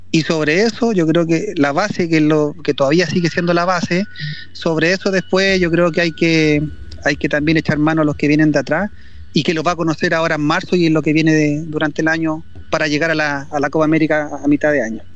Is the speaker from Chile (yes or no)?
yes; Los Andes, Valparaíso, Chile; yo soy coterráneo, o sea, soy aquí andino, andino destacado, hijo ilustre